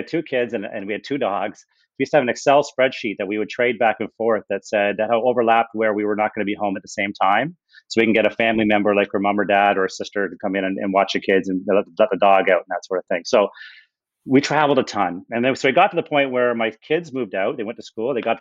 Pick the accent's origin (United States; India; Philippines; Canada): Canada; Ontario; moved away as an adult; also born or lived in Toronto; we were both born and raised in Ontario